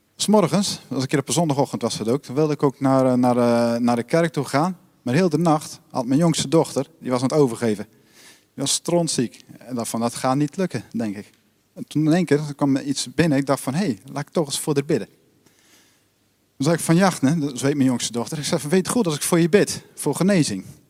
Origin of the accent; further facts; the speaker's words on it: Netherlands; ik ben ook Nederlander